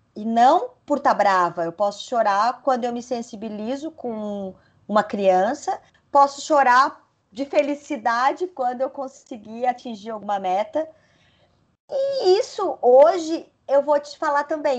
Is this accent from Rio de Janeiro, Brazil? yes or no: no; Lages, Santa Catarina, Brazil; eu sou de Lages, que é uma cidade muito conservadora